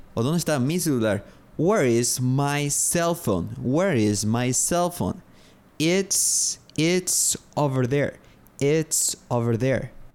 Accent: Paraguay; Soy de Paraguay. I'm from Paraguay.

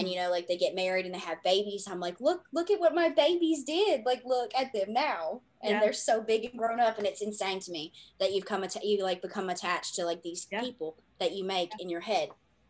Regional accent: the South, United States; accent: Southern; I am from the South, as my accent is indicative of that.

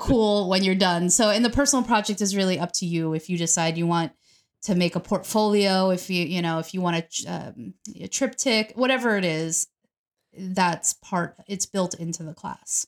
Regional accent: New York, United States; I'm from New York

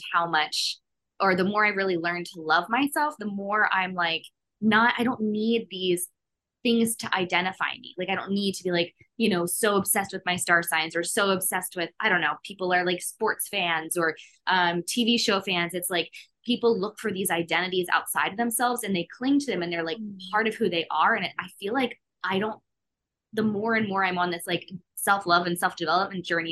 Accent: Philadelphia, Pennsylvania, United States; I'm from Philly

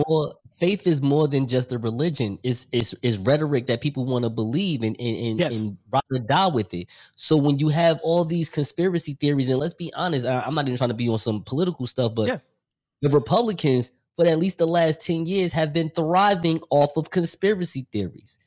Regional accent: New Jersey, United States; I'm from New Jersey

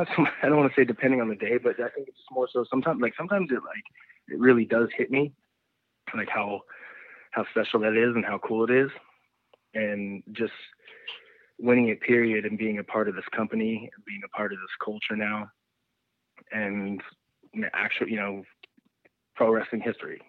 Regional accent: Nevada, United States; I'm from a tiny town in the middle of nowhere, Nevada

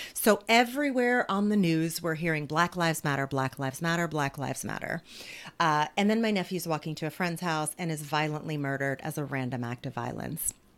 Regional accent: New Jersey, United States; I grew up in poverty in New Jersey

